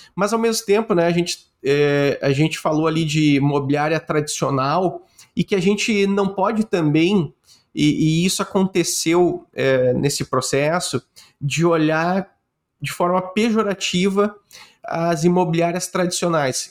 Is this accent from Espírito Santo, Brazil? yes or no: no; Rio Grande do Sul, Brazil; eu sou gaúcho